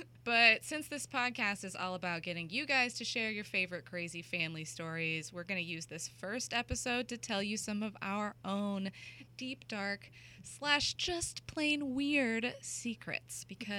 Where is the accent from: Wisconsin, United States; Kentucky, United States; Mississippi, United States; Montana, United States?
Kentucky, United States; now in Los Angeles, United States; Kentucky farmland raised me and L.A. turned me into a terrible fucking snob.